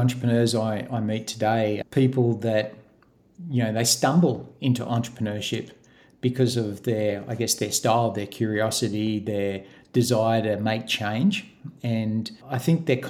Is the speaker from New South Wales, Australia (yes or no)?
yes; Gosford, New South Wales, Australia; moved away as an adult; now in Queensland, Australia; I grew up in New South Wales in Gosford